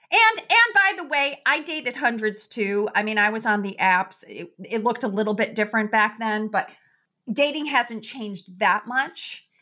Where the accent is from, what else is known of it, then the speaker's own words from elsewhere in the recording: Chicago, Illinois, United States; I am originally born and raised in Chicago